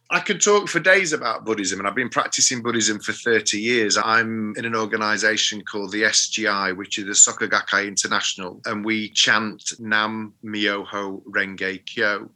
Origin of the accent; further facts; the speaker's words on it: Sheffield, Yorkshire and the Humber, United Kingdom; I'm from Sheffield, so we have a phrase in Sheffield about being Mardy.